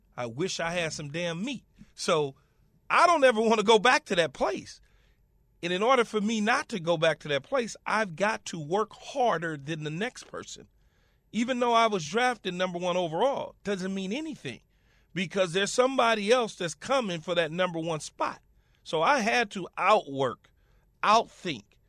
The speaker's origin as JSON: {"language": "English", "town": "Los Angeles", "region": "California", "country": "United States", "said": "I'm from Los Angeles, right? And I'm from, well, at the time it was called South Central Los Angeles"}